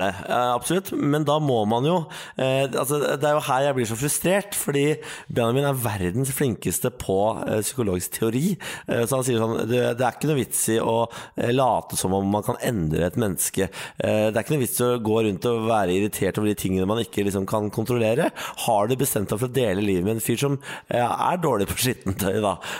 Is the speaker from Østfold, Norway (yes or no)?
yes; Østfold, Norway; jeg er fra Østfold